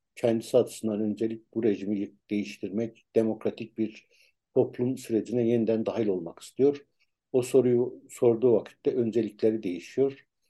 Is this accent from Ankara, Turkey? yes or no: yes; Ankara, Turkey; ben Tuzu Çayırlıyım.